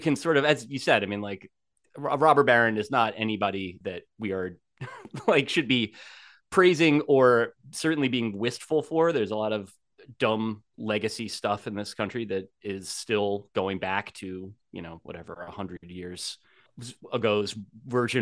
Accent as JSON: {"language": "English", "region": "New Jersey", "country": "United States", "tie": "born or raised there", "said": "I grew up in New Jersey"}